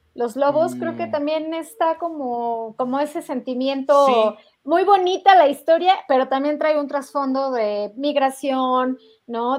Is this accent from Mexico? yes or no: yes; Mexico; nosotros mexicanos teníamos esperanza